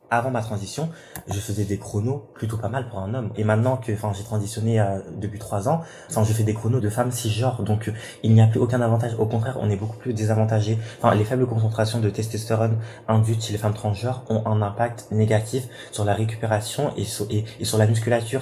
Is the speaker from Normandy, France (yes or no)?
yes; Rouen, Normandy, France; moved away as an adult; also born or lived in south of France; De base, je viens de Rouen, je suis normand, nord de la Seine-Maritime. Je suis venu dans le sud pour faire mes études